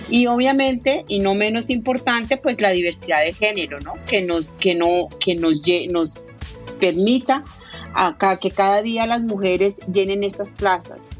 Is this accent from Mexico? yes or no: no; Colombia; un importante banco multinacional con sede en mi país Colombia